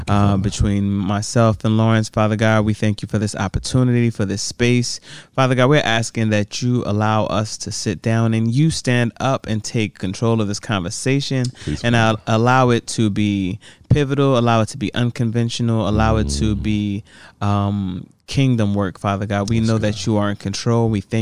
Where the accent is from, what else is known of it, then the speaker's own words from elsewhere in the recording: Nigeria; It's so crazy just being Nigerian, you know, even saying Adjah.